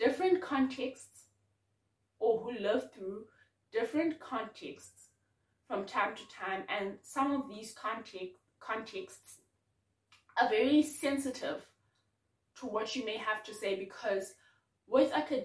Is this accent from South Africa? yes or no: yes; Bloemfontein, Free State, South Africa; now in Cape Town, South Africa; I'm from Bloom